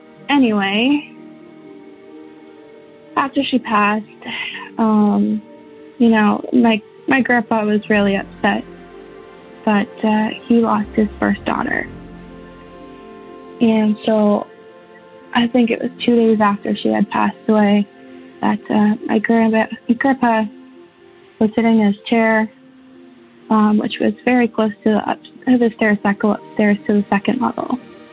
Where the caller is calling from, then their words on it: St. Thomas, Ontario, Canada; I'm from St. Thomas, Ontario.